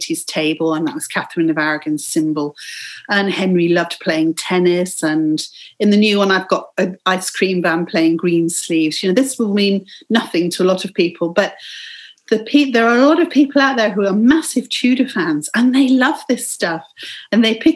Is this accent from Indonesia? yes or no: no; England, United Kingdom; growing up in England.